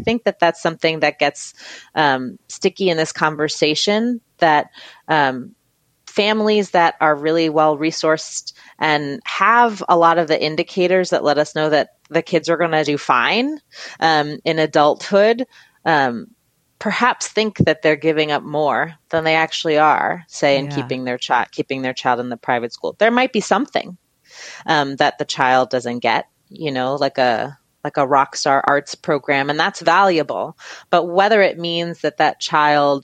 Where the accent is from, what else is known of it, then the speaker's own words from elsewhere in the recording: New York City, New York, United States; I grew up in Fort Greene, Brooklyn.